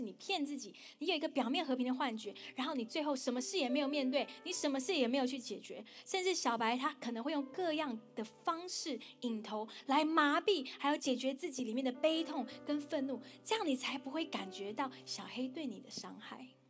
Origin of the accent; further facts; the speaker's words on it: Taiwan; 跟我一样在台湾长大